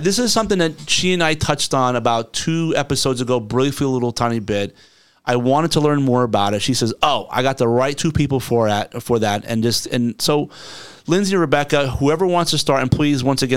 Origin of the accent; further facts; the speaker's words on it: New Jersey, United States; now in Florida, United States; I was born and raised in New Jersey